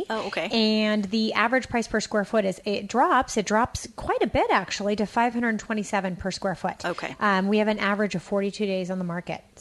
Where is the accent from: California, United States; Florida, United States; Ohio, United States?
California, United States; I'm from Alameda County.